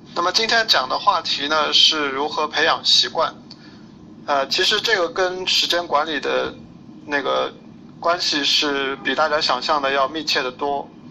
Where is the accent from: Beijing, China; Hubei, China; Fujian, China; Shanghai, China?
Shanghai, China; 我是上海人，然后一直，呃，生活、工作、学习在上海这边